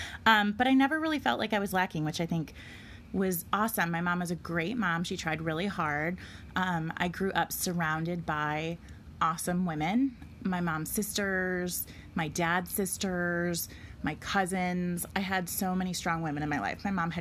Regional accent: just outside of Detroit, Michigan, United States; now in Nashville, United States; I grew up just outside of Detroit in a tiny little town that was 5 square miles, actually in the same county that Nadia's husband is from

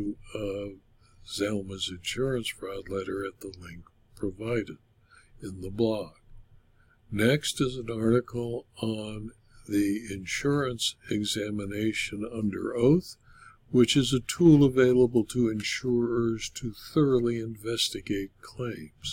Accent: Culver City, California, United States; Culver City, California, my hometown

